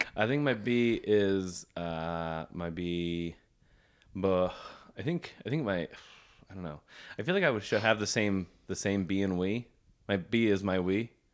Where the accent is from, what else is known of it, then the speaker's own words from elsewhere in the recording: Kingston, Ontario, Canada; I'm from Kingston